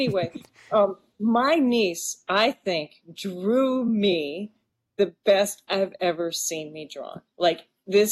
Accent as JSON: {"language": "English", "town": "Maquoketa", "region": "Iowa", "country": "United States", "tie": "born or raised there", "said": "I would paint my hometown, right? And I opened up a storefront on Main Street"}